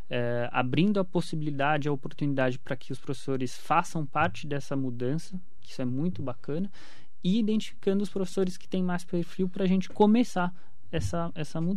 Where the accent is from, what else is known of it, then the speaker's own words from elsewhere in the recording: Mogi das Cruzes, São Paulo, Brazil; Quando eu era criança, eu morava na Vila Suíça, era Sim. rua de terra ainda.